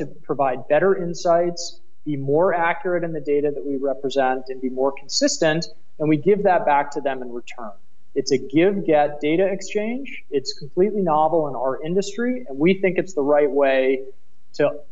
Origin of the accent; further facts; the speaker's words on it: United States; accent: American; moved away as an adult; now in Berlin, Germany; my American accent does give me away